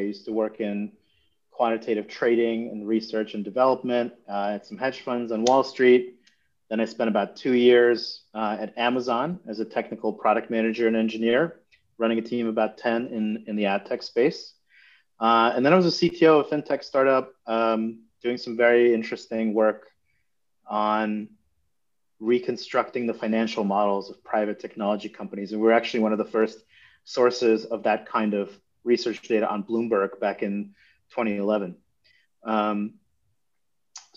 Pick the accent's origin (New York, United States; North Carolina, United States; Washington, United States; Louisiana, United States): New York, United States; I'm from New York, so I'm just visiting Miami